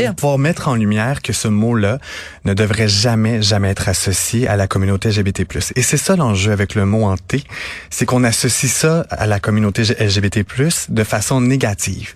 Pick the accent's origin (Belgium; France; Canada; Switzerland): Canada; Napierville, Quebec